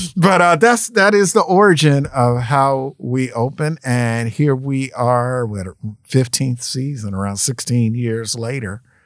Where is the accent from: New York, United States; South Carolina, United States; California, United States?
New York, United States; New York City; also born or lived in Atlanta; now in Memphis, United States; I'm from Brooklyn